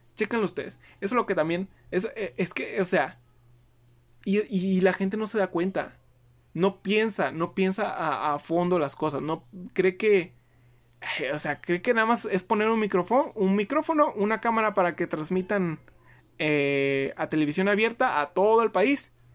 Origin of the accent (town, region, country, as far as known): Mexico